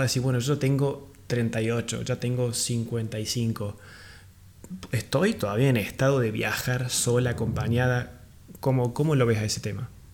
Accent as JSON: {"language": "Spanish", "region": "Córdoba", "country": "Argentina", "moved": "yes", "said": "yo soy de Córdoba Capital eh, y en ese momento cuando vivía ahí en Córdoba"}